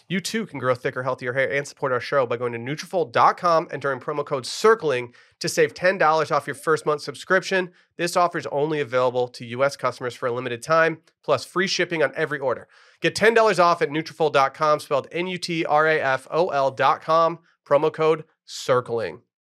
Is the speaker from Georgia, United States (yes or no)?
no; Harbor Springs area, Michigan, United States; moved away; Harbor Point Golf Course, my hometown course growing up, just did laps on that as a kid